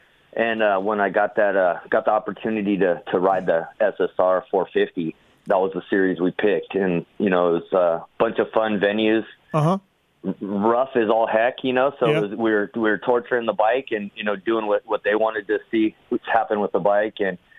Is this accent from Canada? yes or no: no; Glendale, California, United States; I grew up in Glendale.